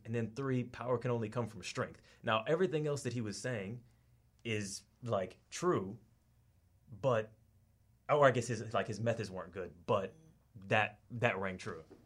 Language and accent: English; Atlanta, Georgia, United States; moved away as an adult; now in Australia; I'm from Atlanta and I've been here like two years